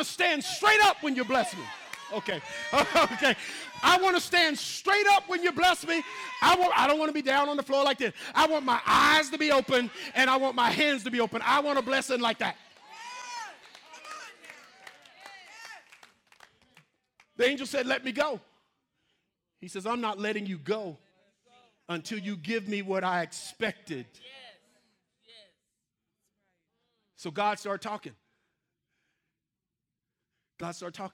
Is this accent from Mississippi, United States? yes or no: yes; Mississippi, United States; I'm from Mississippi